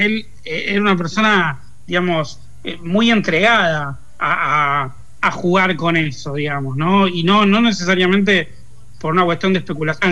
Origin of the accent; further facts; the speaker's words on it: Lanús, Buenos Aires Province, Argentina; Nací al borde de Capital, pero a los dos años mi familia se trasladó a Lanús y me crié ahí en Lanús